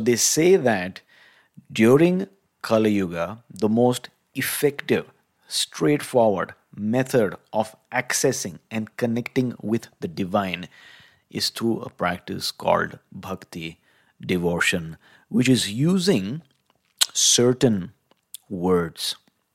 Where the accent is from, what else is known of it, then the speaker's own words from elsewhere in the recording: India; growing up in India